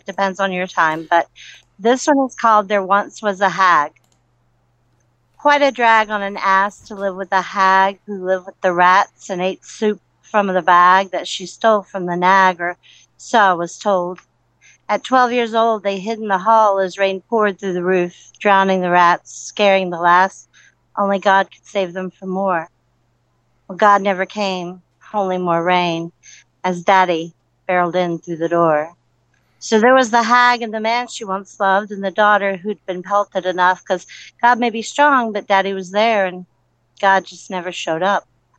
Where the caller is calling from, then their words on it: Somerville, South Carolina, United States; It's from Somerville, South Carolina, near Charleston, and it is awesome sauce.